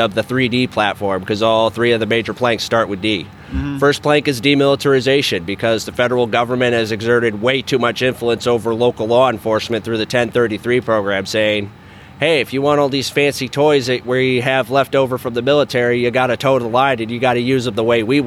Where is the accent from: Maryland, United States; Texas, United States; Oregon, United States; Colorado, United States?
Colorado, United States; about 90 minutes from Colorado Springs, United States; El Paso County, which is where Colorado Springs is, about 90 minutes away from my hometown